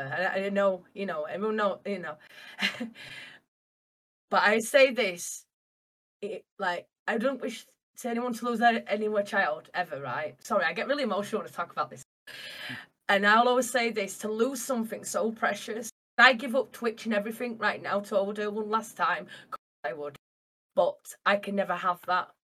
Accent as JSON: {"language": "English", "town": "Castleford", "region": "Yorkshire and the Humber", "country": "United Kingdom", "said": "I am from Castleford, uh, near Leeds in um, England"}